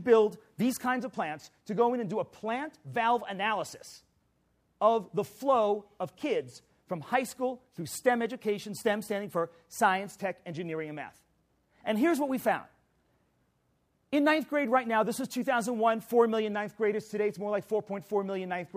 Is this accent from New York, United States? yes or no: yes; New York City, New York, United States; I'm from New York City.